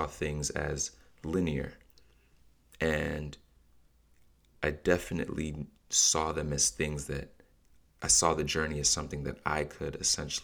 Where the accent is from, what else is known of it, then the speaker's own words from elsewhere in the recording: Nigeria; as a Nigerian in my culture, I've seen us pray and fast and worship and repeat.